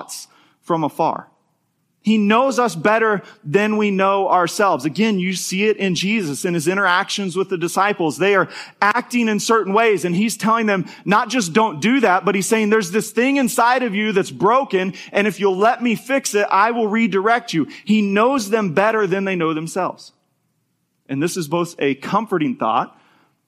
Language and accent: English; Topeka, Kansas, United States; moved away; where I grew up in Topeka